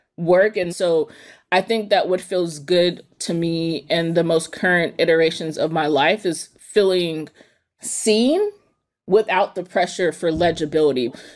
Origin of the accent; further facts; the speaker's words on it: East Palo Alto, California, United States; I grew up in East Palo Alto, which is a small city in the peninsula in Northern California